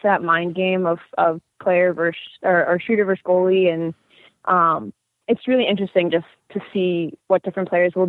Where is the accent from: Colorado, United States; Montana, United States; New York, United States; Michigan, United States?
New York, United States; Westchester County; I grew up in Westchester